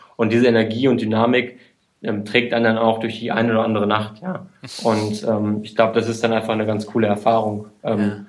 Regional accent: Münster, North Rhine-Westphalia, Germany; moved away as an adult; also born or lived in Hamburg; now in Munich, Germany; komme halt aus dem Westfalen, aus Münster

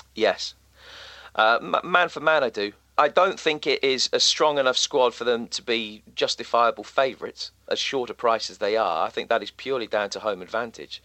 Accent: England, United Kingdom; as an Englishman

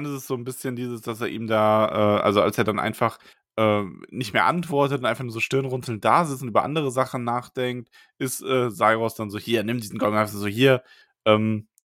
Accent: the East, East Germany, Germany; Ich darf das, ich bin aus dem Osten.

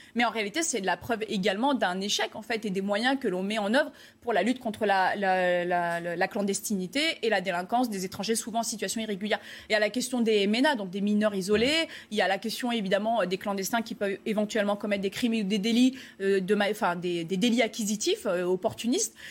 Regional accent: France; nous, euh, en tant que Français

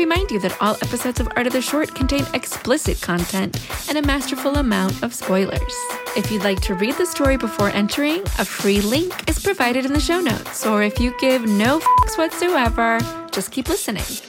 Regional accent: United States; as an American, as a modern American

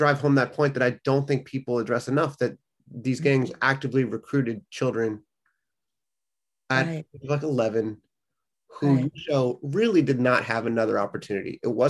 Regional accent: Los Angeles, California, United States; I grew up in Los Angeles

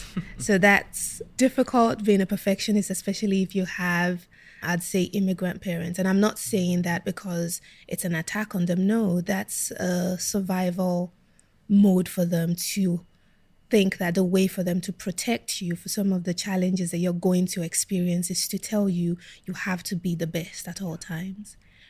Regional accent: South East England, United Kingdom; when I grew up in Kent, I think apart from my siblings, I was the only Black kid in my school.

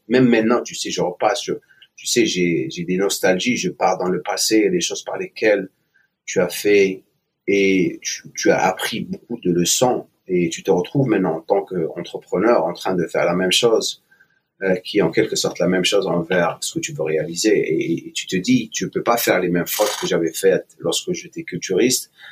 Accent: Algiers, Algeria; moved away as an adult; also born or lived in eastern Algeria / Oran / England / United States; je suis né en Algérie, à l'est de l'Algérie. J'ai grandi jusqu'à l'âge de 7 ans à l'est et après je suis euh, j'ai déménagé vers l'ouest, l'ouest à Oran et après Alger. Euh, à partir de l'âge de 9 ans jusqu'à l'âge de 21 ans où j'ai quitté l'Algérie

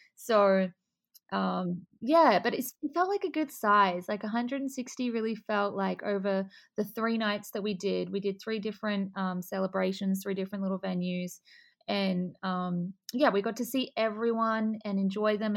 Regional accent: Adelaide, South Australia, Australia; moved away as an adult; also born or lived in Melbourne, Australia; now in Miami, United States; I'm originally from Adelaide, and then um, I started modeling when I was like 14, and then at 18, I decided I wanted to go to Melbourne

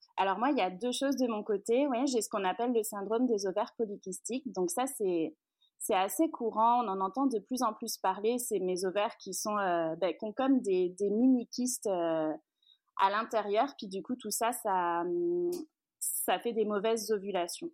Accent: France; moved away as an adult; also born or lived in Rive-Sud of Montreal, Canada; now in Montreal, Canada; je suis française, on s'est expatrié ici

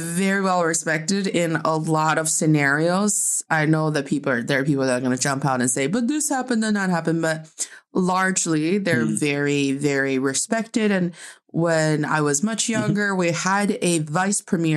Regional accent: Northeast China, China; I am proudly from the northeast part of China

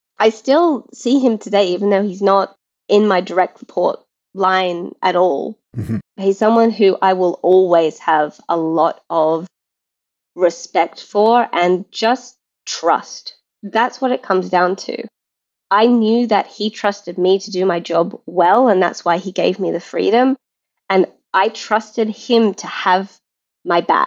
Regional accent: Australia; moved away; I'm Australian, where we're quite blunt as a culture

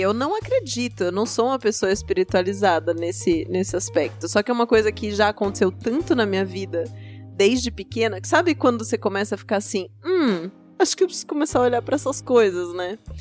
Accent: Southeast Region of Brazil, Brazil; Eu sou do Sudeste

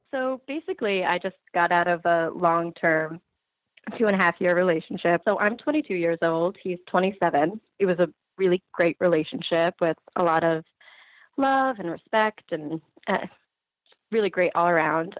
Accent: Ridgefield, Connecticut, United States; now in Stamford, United States; I grew up in Ridgefield, um, but I live in Stamford

